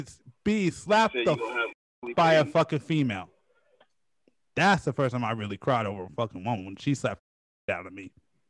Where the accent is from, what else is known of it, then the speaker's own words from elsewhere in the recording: Bay Area, California, United States; now in Lancaster, United States; I'm not from here. I'm from the Bay Area.